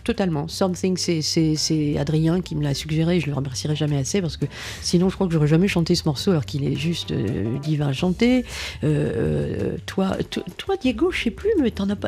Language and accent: French; Boulogne-sur-Mer, Hauts-de-France, France; moved away; also born or lived in Paris; nous sommes tous les deux du Pas-de-Calais. Hein. Il est de Calais, j'étais de Boulogne-sur-Mer